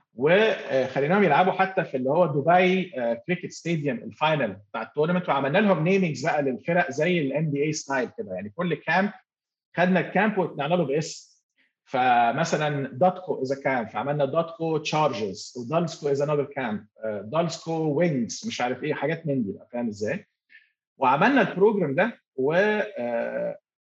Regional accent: Egypt; moved away as an adult; also born or lived in Bahrain / Turkey / Kazakhstan; now in Dubai, United Arab Emirates; وانا مصري

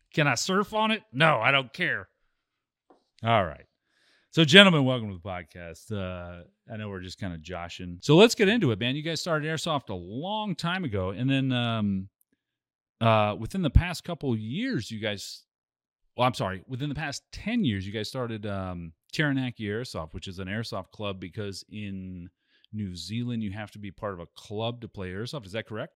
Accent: United States; me as an American

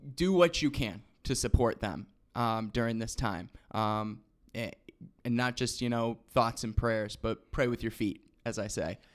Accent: Rockford, Illinois, United States; Rockford, Illinois, my hometown, you already know, eight one five represent.

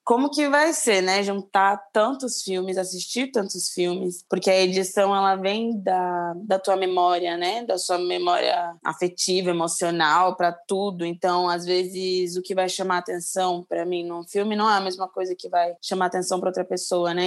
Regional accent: São Paulo, Brazil; Nasci na Zona Sul, agora moro no centro

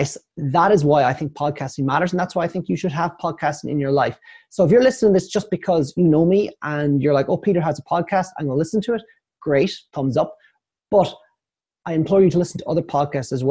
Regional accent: Ireland; I am Irish.

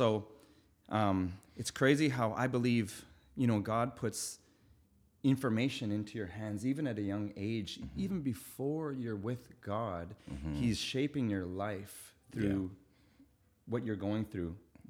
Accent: Winnipeg, Manitoba, Canada; We lived in a biker clubhouse growing up in Winnipeg, Manitoba.

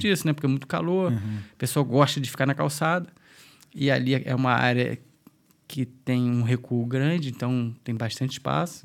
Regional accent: Niterói, Rio de Janeiro, Brazil; moved away as an adult; now in Dublin, Ireland; a gente é de Niterói

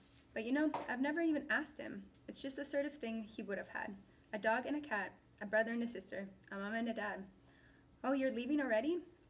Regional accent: Vancouver, British Columbia, Canada; I'm from Vancouver.

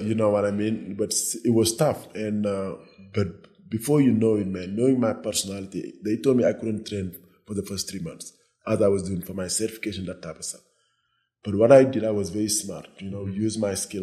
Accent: Senegal; moved away as an adult; also born or lived in Nebraska, United States / New Jersey, United States; now in Cabo San Lucas, Mexico; I grew up in West Africa, Senegal. I moved to the US when I was 18.

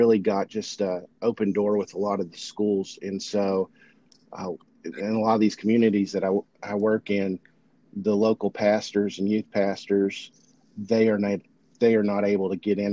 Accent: Beattyville, Kentucky, United States; I ended up in my hometown of Beattyville for about 11 years

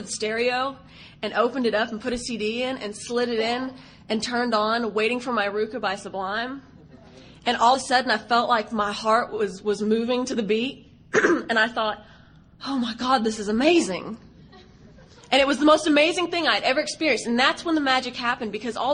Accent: Texas, United States; accent: Southern

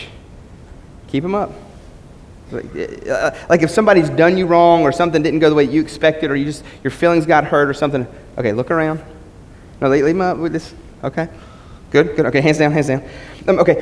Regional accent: West Virginia, United States; growing up in West Virginia, going to a little small church

